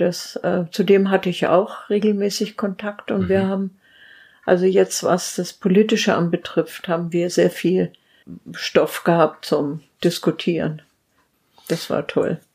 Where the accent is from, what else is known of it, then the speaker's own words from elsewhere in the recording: Steinebach am Wörthsee, Bavaria, Germany; moved away as an adult; also born or lived in Simbach; ich komme ja aus Steinebach am Wörthsee, also ursprünglich beim Ammersee, so ein kleiner See